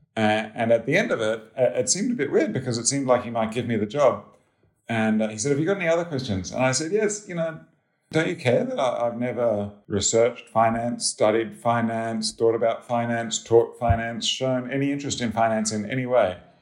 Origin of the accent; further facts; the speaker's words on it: Australia; moved away as an adult; also born or lived in Sydney, Australia / Cambridge, Massachusetts, United States; I'm Australian